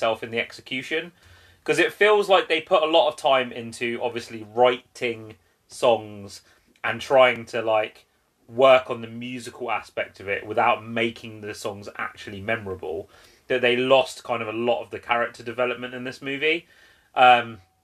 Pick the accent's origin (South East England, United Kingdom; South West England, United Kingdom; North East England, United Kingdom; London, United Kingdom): South East England, United Kingdom; Kent; where I'm from, I was born in Kent. So there's Strood Market and Rochester Market